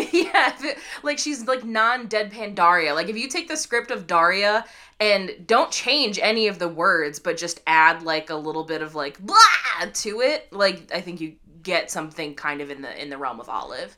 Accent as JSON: {"language": "English", "region": "Midwest", "country": "United States", "said": "we're Midwestern kids"}